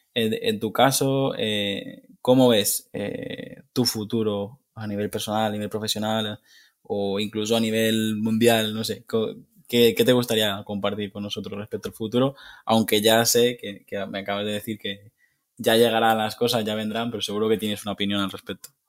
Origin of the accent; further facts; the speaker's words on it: Mallorca, Balearic Islands, Spain; yo soy mallorquín